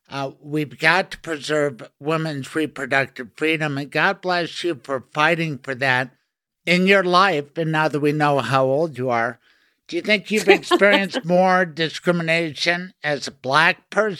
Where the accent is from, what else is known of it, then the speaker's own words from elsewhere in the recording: Denver, Colorado, United States; Well, I grew up near Lowry, near GW. I'm old enough to watch the planes fly in there.